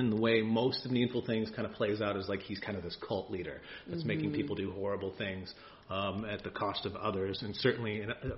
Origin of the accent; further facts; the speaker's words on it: Ireland; as an Irishman, or as a couple Irish folks